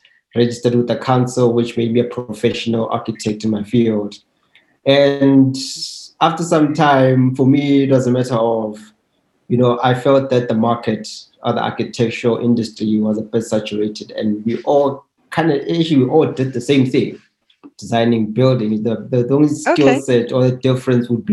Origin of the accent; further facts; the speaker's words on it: Soweto, Gauteng, South Africa; I grew up in Soweto from a two-bedroom house with a family of 8 members